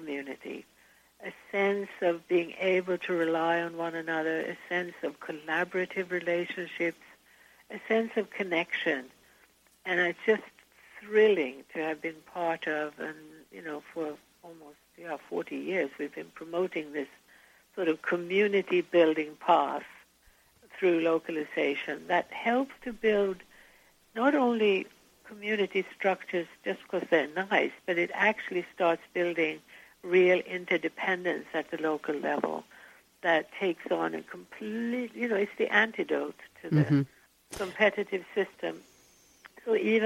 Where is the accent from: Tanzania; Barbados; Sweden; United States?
Sweden; moved away; Now, I'm from Sweden and grew up in Sweden